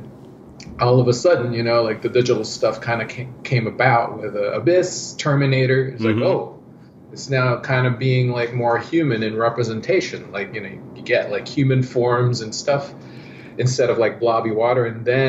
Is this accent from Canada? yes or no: yes; Canada; English is a second language; also born or lived in Philippines; So about like 11, when I was 11, my family, mom, dad and sister and I went to Canada.